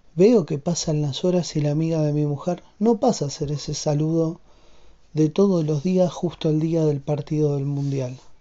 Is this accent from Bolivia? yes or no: no; Argentina; siendo argentino